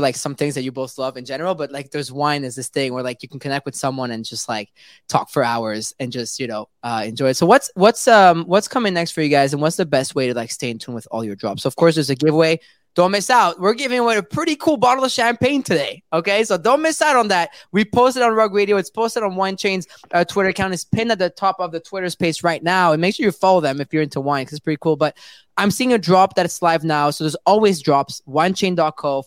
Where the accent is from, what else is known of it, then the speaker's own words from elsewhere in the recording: Montreal, Quebec, Canada; Out here in North America, I'm from Montreal